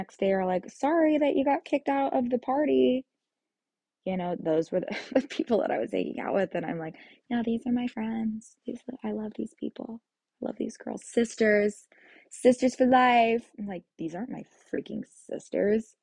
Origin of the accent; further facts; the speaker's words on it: Kansas, United States; moved away as an adult; I moved back to Kansas, and I'm back here in my hometown.